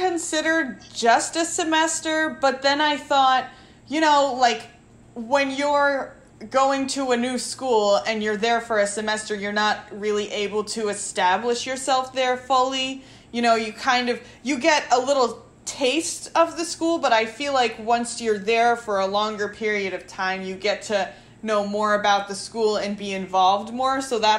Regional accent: Connecticut, United States; also born or lived in Long Island; So my family are all from New York, and I was born in Connecticut, so I grew up in Connecticut a little bit, and then my family moved to Long Island

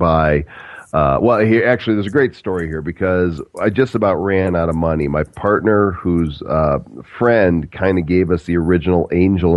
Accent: Illinois, United States; moved away as an adult; also born or lived in Dallas, Texas; I grew up in Illinois and went to the University of Illinois, graduated from there

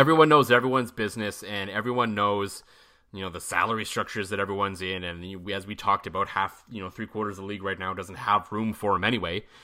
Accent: Ottawa, Ontario, Canada; moved away; Ottawa's my hometown

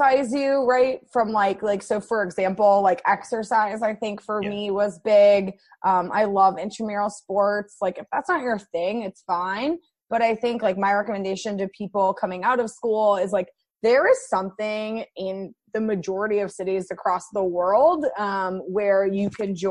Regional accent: Iowa City, Iowa, United States; also born or lived in Durham, North Carolina; now in Washington, D.C., United States; I grew up in Iowa City

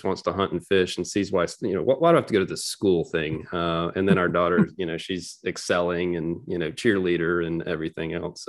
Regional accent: Florida, United States; Yeah, sure. So I grew up in Northwest Florida.

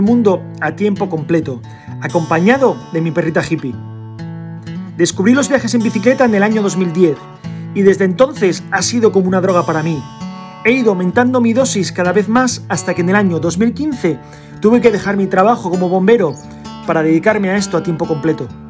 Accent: Asturias, Spain; moved away as an adult; asturiano del año 83

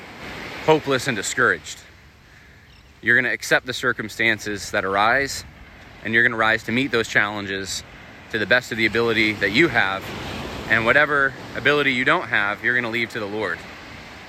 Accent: California, United States; moved away; I was born in California

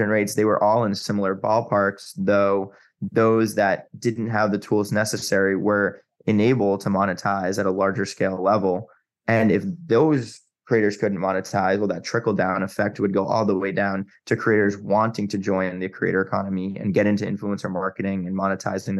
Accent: Massachusetts, United States; moved away as an adult; also born or lived in New York / Chicago / Los Angeles; I grew up in Massachusetts, spent a lot of time in New York, went to school in Chicago

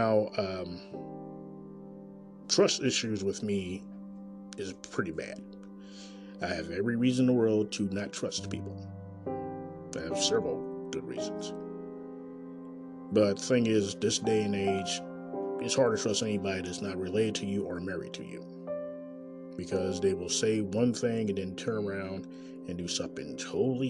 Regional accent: Kansas City, Missouri, United States; Coming live in direct from Kansas City, Missouri, my hometown.

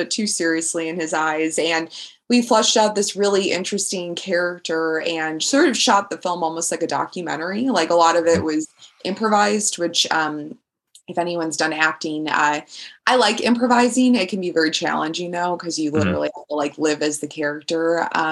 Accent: Chicago, Illinois, United States; now in London, United Kingdom; growing up in Chicago

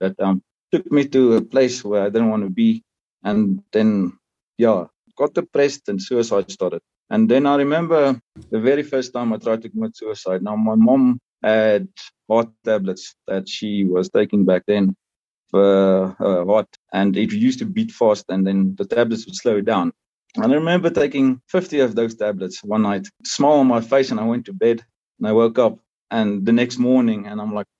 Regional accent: South Africa; I was born and raised in South Africa and, proudly South African

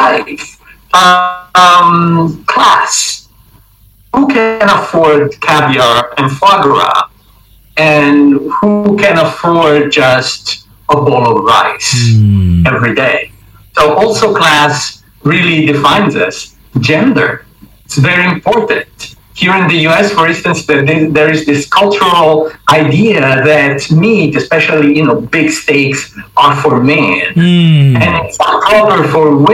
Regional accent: Rome, Lazio, Italy; moved away as an adult; also born or lived in China / Nepal; I was born and raised in Rome

